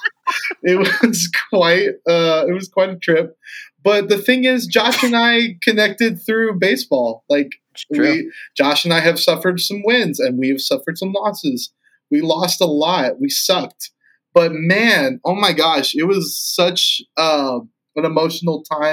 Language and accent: English; Fort Worth, Texas, United States; also born or lived in Corpus Christi, Texas; we moved to Fort Worth, the time I did, probably 3 months after I was born